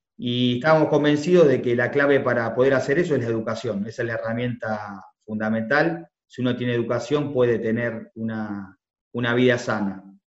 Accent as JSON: {"language": "Spanish", "country": "Argentina", "said": "como argentino"}